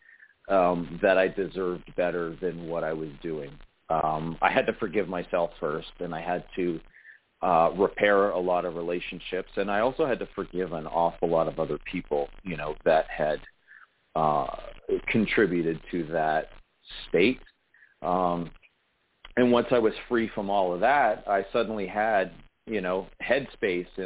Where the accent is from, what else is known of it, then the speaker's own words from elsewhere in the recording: Sarnia, Ontario, Canada; I'm an elected member of council here in my hometown, Sarnia, Ontario, Canada.